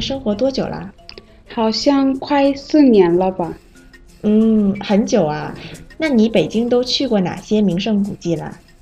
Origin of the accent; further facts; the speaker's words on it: Zimbabwe; Chinese is a second language; moved away as an adult; now in Beijing, China; 我是来自津巴布韦的